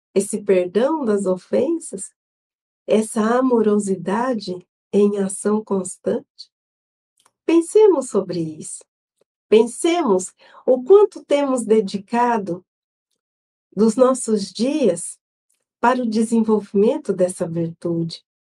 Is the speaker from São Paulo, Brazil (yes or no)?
yes; São José do Rio Preto, São Paulo, Brazil; eu sou de São José do Rio Preto